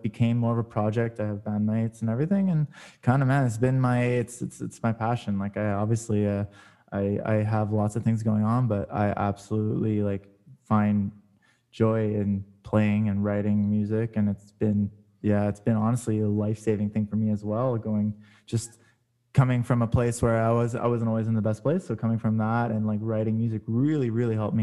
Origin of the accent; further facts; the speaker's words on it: Montreal, Quebec, Canada; also born or lived in Toronto, Canada; I played drums growing up, and then I moved here from Toronto to Montreal, and I was went to like high school here